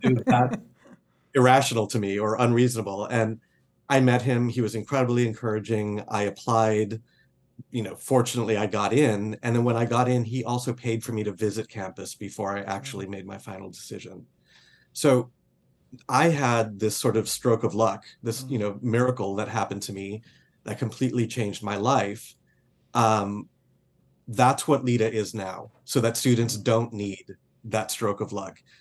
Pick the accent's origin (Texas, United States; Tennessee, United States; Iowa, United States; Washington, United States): Texas, United States; Laredo; I grew up on the Mexican border in a town called Laredo, Texas